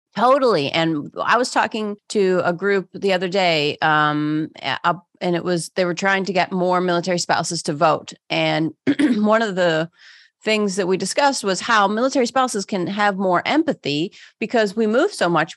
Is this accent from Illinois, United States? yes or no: no; Pittsburgh, Pennsylvania, United States; moved away; I grew up in Pittsburgh.